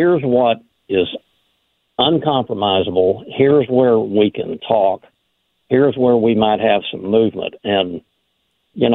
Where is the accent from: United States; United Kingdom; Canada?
United States; Oklahoma; I'm from Oklahoma